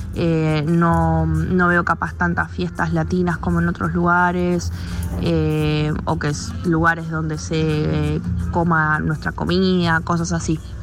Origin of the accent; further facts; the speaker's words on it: Buenos Aires, Argentina; moved away as an adult; also born or lived in Denmark; now in Tromsø, Norway; soy de Argentina, eh, más específicamente de Buenos Aires